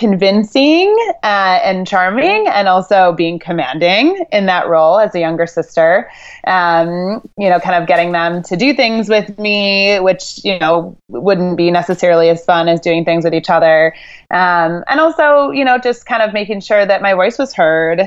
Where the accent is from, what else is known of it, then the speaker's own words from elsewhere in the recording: Chicago, Illinois, United States; also born or lived in Boston, Massachusetts; I grew up in the northern suburbs of Chicago. I was originally born in Boston